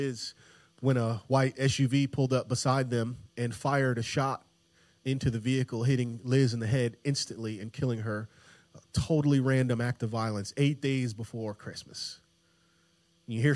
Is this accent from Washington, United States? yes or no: no; Tampa, Florida, United States; I grew up in Tampa, Florida